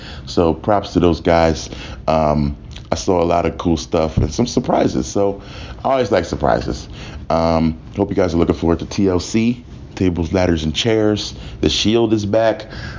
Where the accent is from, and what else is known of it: Philadelphia, Pennsylvania, United States